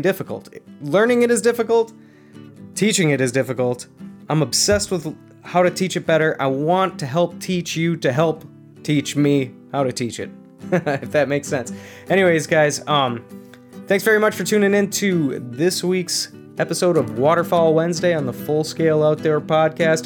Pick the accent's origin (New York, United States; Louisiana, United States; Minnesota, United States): Minnesota, United States; growing up in Minnesota